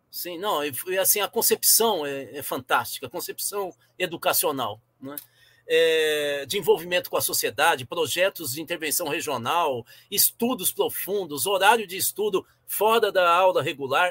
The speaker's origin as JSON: {"language": "Portuguese", "country": "Brazil", "said": "eu sou educador e eu sou brasileiro"}